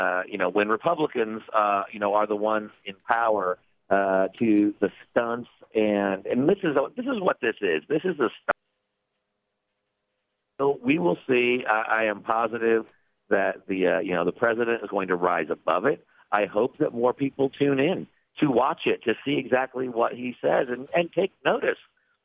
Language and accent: English; Indiana, United States; I'm from Indiana, so I'm a Midwest person as well.